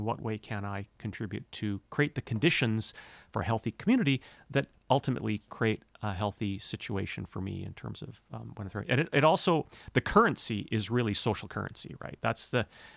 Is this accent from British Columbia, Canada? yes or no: yes; North Vancouver, British Columbia, Canada; moved away as an adult; also born or lived in Banff, Alberta; now in Cortes Island, Canada; I was raised in North Vancouver in the hills there, Lynn Canyon, North Vancouver